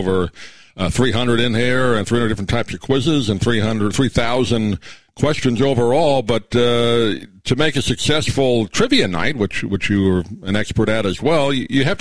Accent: Long Island, New York, United States; moved away; I grew up in Long Island

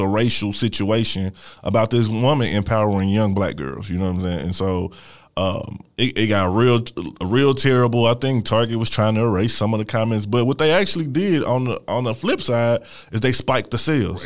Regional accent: St. Louis, Missouri, United States; I'm from Missouri. I went to. Uh, I was in a program in Missouri when I went to school

